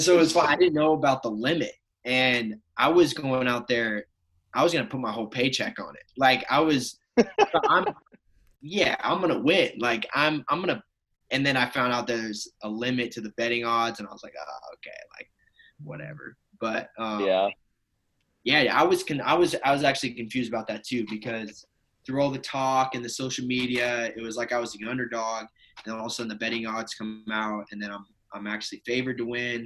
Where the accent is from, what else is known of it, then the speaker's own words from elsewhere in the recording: Oregon, United States; growing up in Oregon